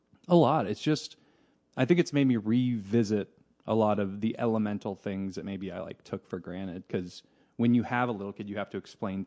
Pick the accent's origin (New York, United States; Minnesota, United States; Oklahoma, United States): Oklahoma, United States; Tulsa; But then I've mostly lived in Oklahoma all my life.